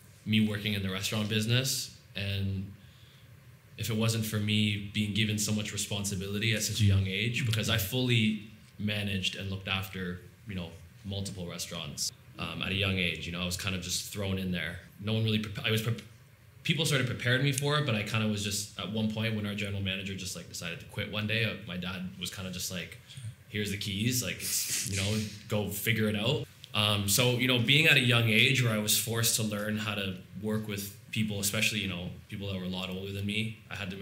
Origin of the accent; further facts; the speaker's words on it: Toronto, Ontario, Canada; I'm from Toronto, Ontario.